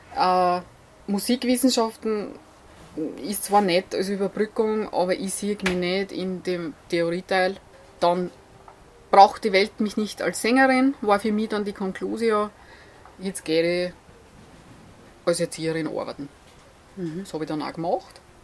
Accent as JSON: {"language": "German", "country": "Austria", "said": "ich komme aus Golz"}